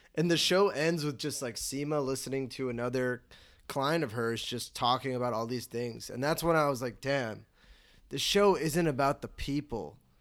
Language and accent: English; Chicago, Illinois, United States; I'm from Chicago